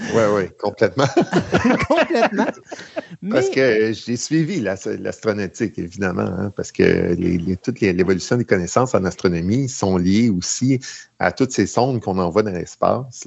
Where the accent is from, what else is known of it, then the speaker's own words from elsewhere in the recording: Mirabel, Quebec, Canada; je suis de Mirabel.